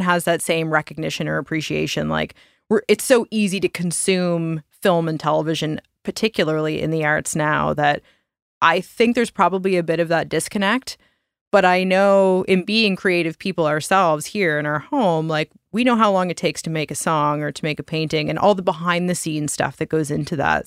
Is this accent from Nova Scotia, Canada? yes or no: yes; Nova Scotia, Canada; we're also all from small town Nova Scotia